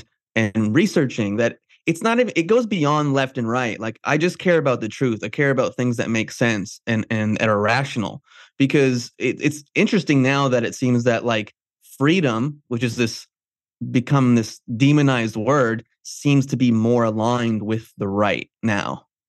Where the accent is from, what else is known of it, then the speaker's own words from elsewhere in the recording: New Jersey, United States; moved away as an adult; also born or lived in New York City; now in Los Angeles, United States; I was raised in New Jersey. I lived in New York City for 10 years. I've been in L.A.